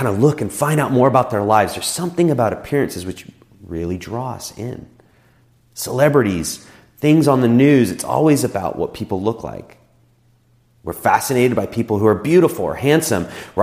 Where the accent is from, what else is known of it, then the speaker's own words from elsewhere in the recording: United States; us as Americans